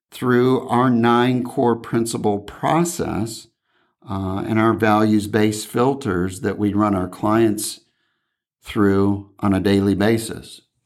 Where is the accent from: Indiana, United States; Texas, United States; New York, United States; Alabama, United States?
Indiana, United States; now in California, United States; back in my hometown